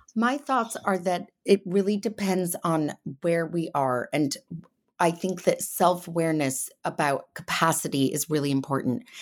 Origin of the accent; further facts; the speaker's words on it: Connecticut, United States; now in England; I grew up in Connecticut, and now I live in England